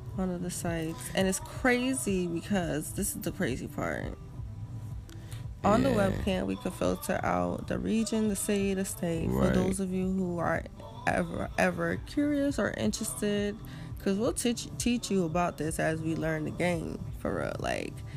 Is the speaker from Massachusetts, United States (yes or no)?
yes; Boston, Massachusetts, United States; my hometown, Boston